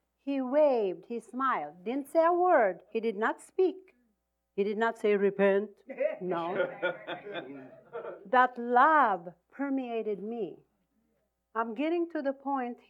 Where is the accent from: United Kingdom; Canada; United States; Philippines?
Philippines; I'm Filipino. I'm from the Philippines.